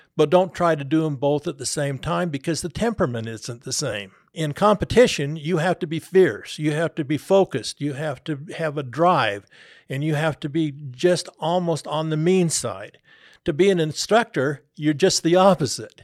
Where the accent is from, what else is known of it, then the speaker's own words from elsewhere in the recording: Salt Lake City, Utah, United States; moved away as an adult; also born or lived in Kansas City; I was about eight years old when we came back here to, to live in Salt Lake